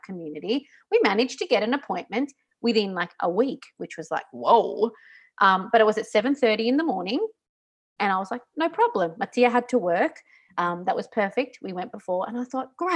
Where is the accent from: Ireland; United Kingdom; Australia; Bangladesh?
Australia; also born or lived in Singapore; now in Italy; I'm still Australian